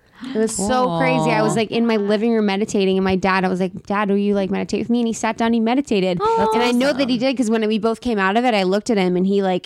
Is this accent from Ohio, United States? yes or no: yes; Cincinnati, Ohio, United States; moved away as an adult; now in Los Angeles, United States; news stations in my hometown, like in downtown Cincinnati